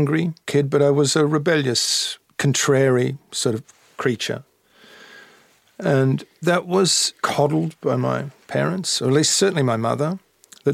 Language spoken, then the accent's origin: English; Melbourne, Victoria, Australia; moved away as an adult; also born or lived in London; for me as an Australian, someone living in Melbourne